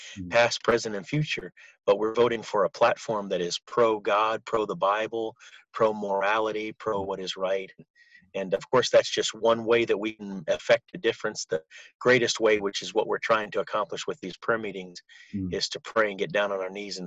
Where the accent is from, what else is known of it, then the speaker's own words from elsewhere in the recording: United States; we as American Christians